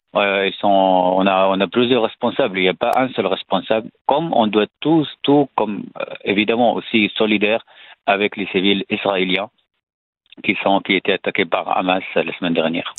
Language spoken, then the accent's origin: French; Syria; French is a second language; moved away as an adult; now in France; je suis né en Syrie, dans une famille salafiste